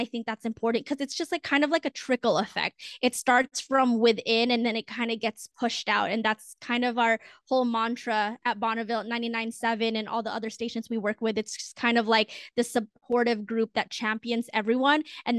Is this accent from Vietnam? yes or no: no; Philippines; that's kind of just really important to me as a woman of color and as a Filipino to just feel seen for once.